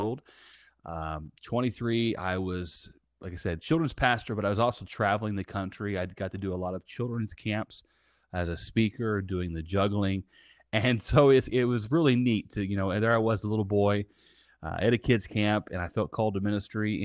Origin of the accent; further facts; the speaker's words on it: Southern Indiana, United States; now in Tampa, United States; I am based out of Tampa, Florida, and I'm originally from Southern Indiana. and, uh, I grew up in the middle of a cornfield.